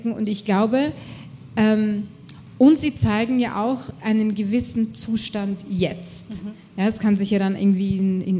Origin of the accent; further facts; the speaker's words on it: Austria; ich bin Österreicherin, ich äh, zahle brav meine Steuern und leiste alles dazu bei